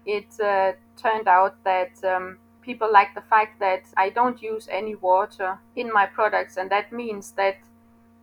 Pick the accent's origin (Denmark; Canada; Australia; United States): Denmark; I am from Denmark.